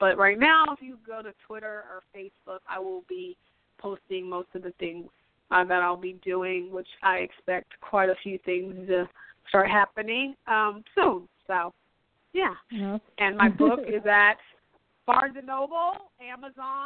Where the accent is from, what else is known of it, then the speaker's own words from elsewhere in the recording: Pacific Northwest, United States; I'm from the Pacific Northwest